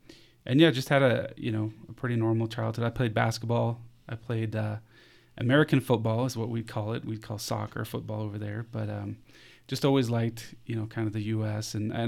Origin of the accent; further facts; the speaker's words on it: Capital Region, Denmark; So yeah, I was born and raised in Denmark, just outside Copenhagen, which is the capital of Denmark.